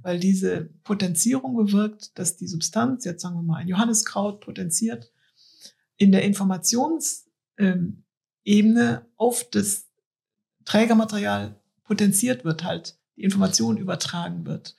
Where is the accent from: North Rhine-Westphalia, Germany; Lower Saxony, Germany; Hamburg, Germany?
North Rhine-Westphalia, Germany; Cologne; Ich bin ja in der Innenstadt von Köln aufgewachsen